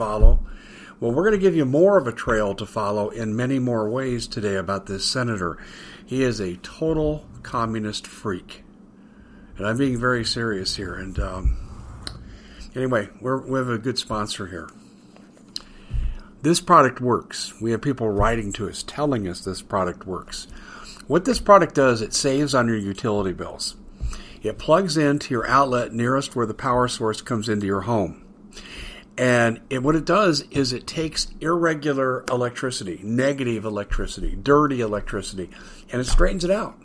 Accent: Colorado, United States; I grew up in Colorado.

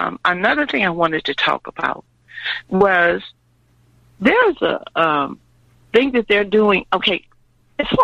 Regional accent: Louisiana, United States; also born or lived in Illinois; I'm from Louisiana

